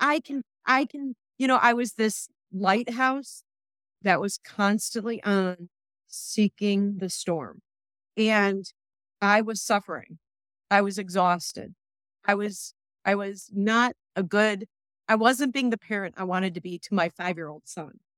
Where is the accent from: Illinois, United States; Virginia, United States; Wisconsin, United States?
Illinois, United States; Chicago; moved away as an adult; now in Ohio, United States; I was born and bred in Chicago